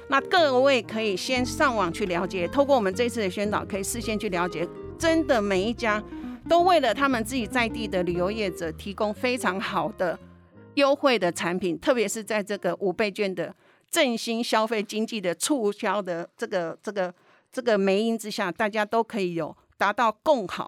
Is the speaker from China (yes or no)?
no; Taiwan; 其实各位都知道，我们台湾人出国旅游，每一年大概有将近四百多万的人选择去日本。日本的食衣住行都对于我们台湾长期以来有历史情感的交流